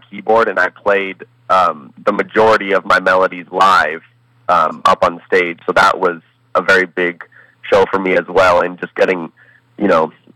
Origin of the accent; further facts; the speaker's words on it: Colorado, United States; also born or lived in Columbus, Ohio / Toronto; Moved to Colorado when I was one